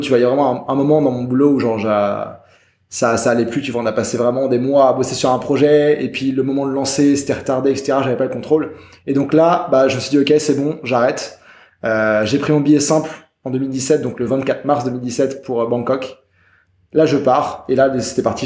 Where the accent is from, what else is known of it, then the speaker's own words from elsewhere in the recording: France; moved away as an adult; also born or lived in Germany / Montreal; moi, je suis français, mais je suis né en Allemagne. J'ai toujours pas mal voyagé. Et euh, moi, bah, j'étais en France, école, collège, lycée